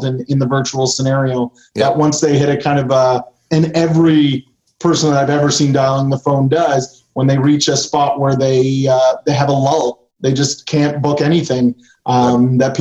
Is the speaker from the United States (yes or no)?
no; Canada; I'm Canadian